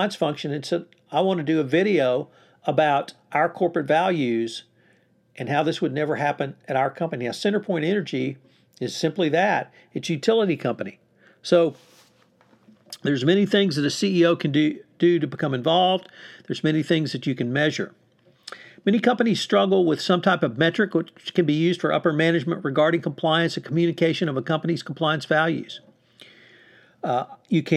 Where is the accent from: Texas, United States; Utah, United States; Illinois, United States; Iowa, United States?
Texas, United States; I'm from Texas